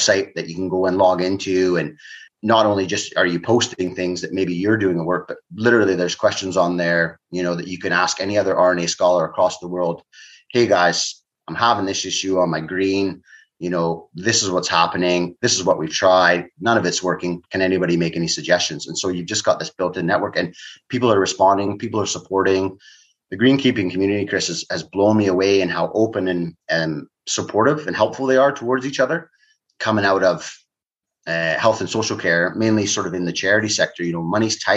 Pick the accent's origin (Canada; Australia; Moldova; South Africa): Canada; moved away; growing up in Canada